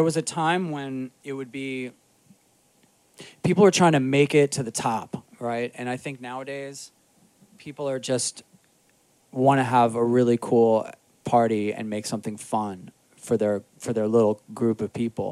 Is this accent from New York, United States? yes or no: yes; New York City, New York, United States; also born or lived in Astoria, Queens / Jackson Heights, Queens; I grew up in Rockaway